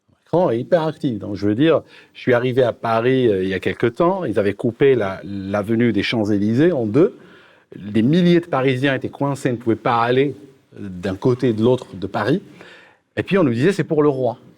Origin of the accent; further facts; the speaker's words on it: United Kingdom; French is a second language; moi, je viens du Royaume-Uni, je suis assez royaliste.